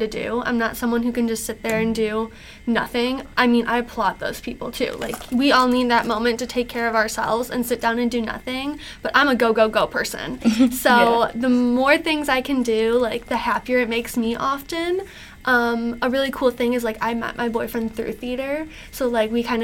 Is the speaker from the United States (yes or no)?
yes; Macomb, Michigan, United States; I'm from Macomb